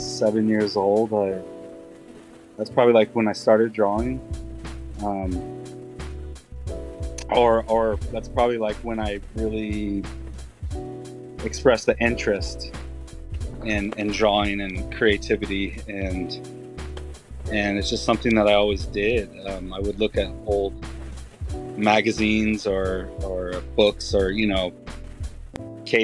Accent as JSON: {"language": "English", "town": "Tulsa", "region": "Oklahoma", "country": "United States", "tie": "born or raised there", "moved": "as an adult", "said": "I am originally from Tulsa, Oklahoma. Lived there for about, I would say about 21, 22 years."}